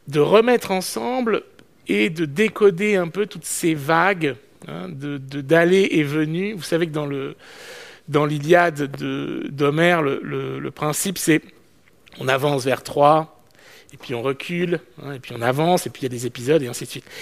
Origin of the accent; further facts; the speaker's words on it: France; je suis français